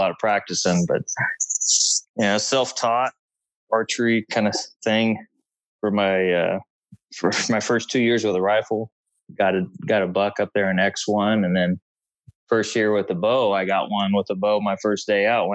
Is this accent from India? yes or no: no; McArthur, California, United States; also born or lived in Central Valley, California; I'm originally from Northern California and born in the Central Valley of California outside of Sacramento and moved when I was real young up to a small town called MacArthur. It's about 80 miles northeast of Redding in northeastern California